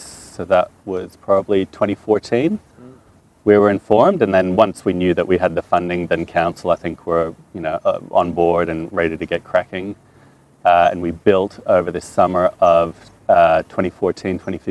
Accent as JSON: {"language": "English", "town": "Toronto", "region": "Ontario", "country": "Canada", "tie": "born or raised there", "first_language": "French", "second_language": "English", "moved": "yes", "lives_now": "Albury, Australia", "said": "my first language is French. So I learned English watching Sesame Street in Toronto, Canada, when I was about 4 or 5"}